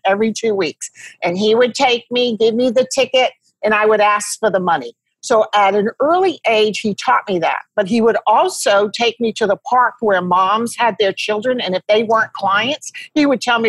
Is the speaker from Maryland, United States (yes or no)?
no; Rhode Island, United States; moved away as an adult; also born or lived in Toledo, Ohio / Houston, Texas; I grew up in Rhode Island, and I went to Toledo, Ohio out of school